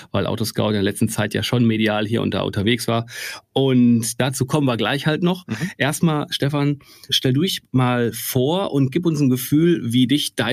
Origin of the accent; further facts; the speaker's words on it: North Rhine-Westphalia, Germany; ich bin aus dem Ruhrgebiet und D&W ist irgendwie ein paar Kilometer von hier